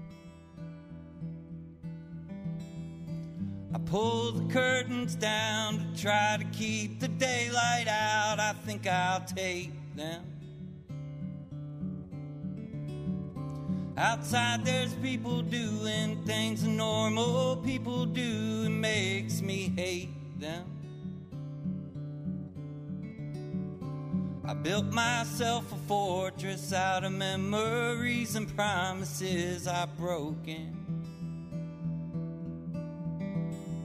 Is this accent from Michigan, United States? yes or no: no; Funkstown, Maryland, United States; I'm 39 years old. I'm from Funkstown, Maryland